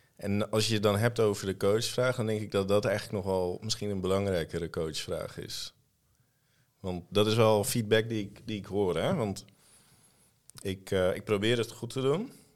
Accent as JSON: {"language": "Dutch", "town": "Almere", "region": "Flevoland", "country": "Netherlands", "tie": "born or raised there", "also_born_or_lived": "Bijlmer, Amsterdam", "said": "Dus ik ben in Almere opgegroeid, in een ontzettend beschermende en veilige omgeving"}